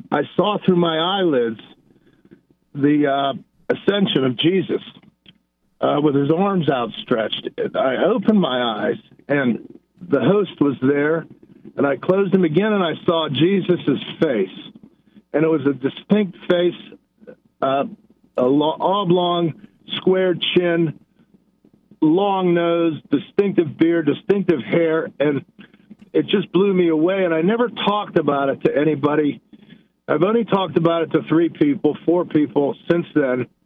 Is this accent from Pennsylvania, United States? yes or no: yes; Pittsburgh, Pennsylvania, United States; moved away; I'm originally from Pittsburgh.